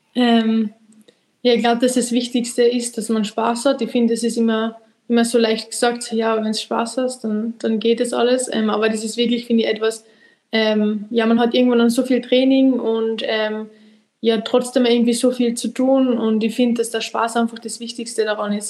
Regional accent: Austria; bei uns in Österreich

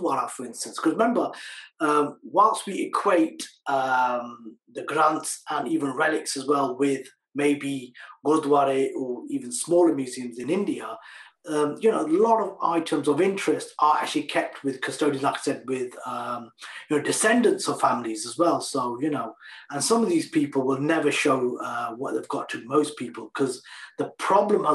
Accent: Leicester, East Midlands, United Kingdom; I'm from Leicester, so we had the first Sikh museum

